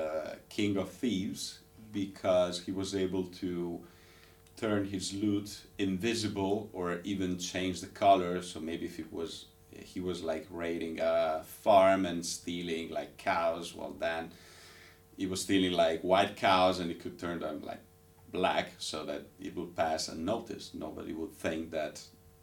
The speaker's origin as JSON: {"language": "English", "town": "Ravenna", "region": "Emilia-Romagna", "country": "Italy", "tie": "born or raised there", "said": "being born and raised in Italian city, there's Ravenna"}